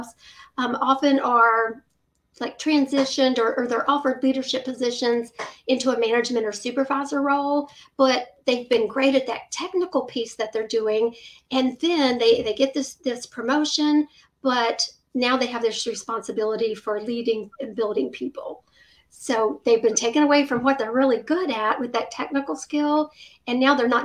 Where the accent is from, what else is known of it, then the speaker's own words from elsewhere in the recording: Virginia, United States; I've lived in Virginia all my life